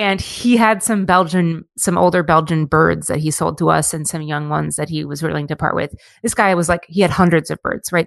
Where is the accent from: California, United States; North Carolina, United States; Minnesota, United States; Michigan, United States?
Minnesota, United States; Minneapolis; also born or lived in Monticello; I grew up in Minneapolis